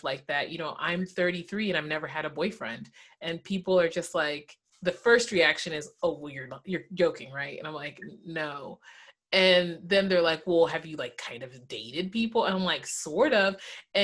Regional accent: the South, United States; And I was raised in the South

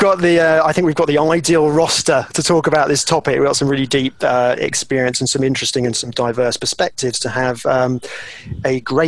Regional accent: United Kingdom; moved away; back in my home country, back in the UK.

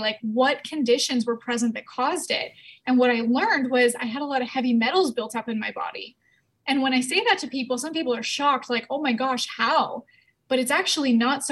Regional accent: Canada; I'm from Canada

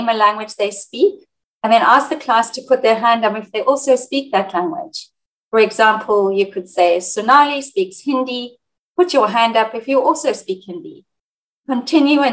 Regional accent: Sydney, New South Wales, Australia; also born or lived in South Africa / Egypt / United Kingdom; I'm a teacher and researcher from Sydney, Australia, but I've worked as a language teacher in South Africa, Egypt, and the United Kingdom

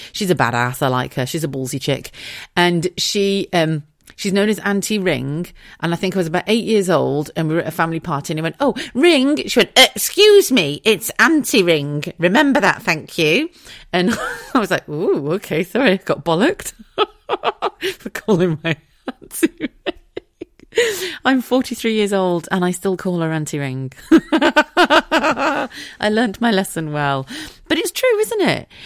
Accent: Wiltshire, South West England, United Kingdom; also born or lived in Wigan; I grew up in a very small village in, in Wiltshire, right, in the south of England

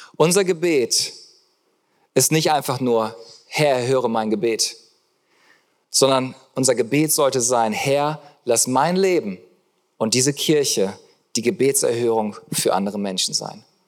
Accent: Germany; ich liebe das als Deutscher

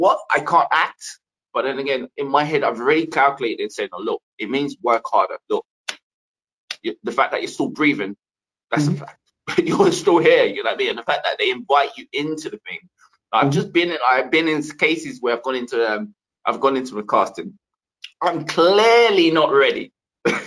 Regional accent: London, United Kingdom; I come from East London

